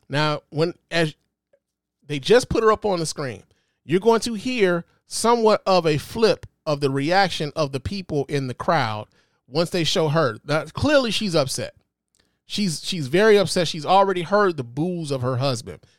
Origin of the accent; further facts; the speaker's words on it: Detroit, Michigan, United States; also born or lived in Chicago; I'm not only am I from Detroit, but I'm from Chicago too